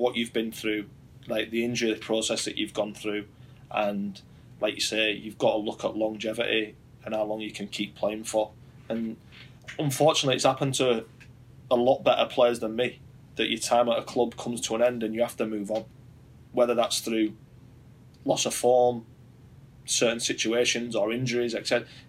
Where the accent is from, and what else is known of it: Yorkshire and the Humber, United Kingdom